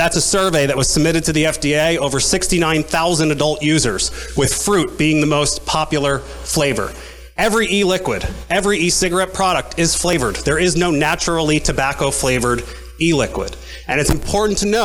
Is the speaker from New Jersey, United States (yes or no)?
yes; Medford, New Jersey, United States; I'm born and raised in New Jersey, in Medford